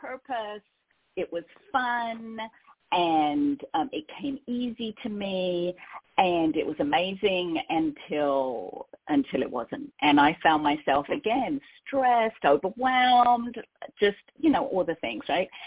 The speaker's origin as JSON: {"language": "English", "region": "London", "country": "United Kingdom", "accent": "Cockney", "moved": "as an adult", "lives_now": "California, United States", "said": "I'm originally from London"}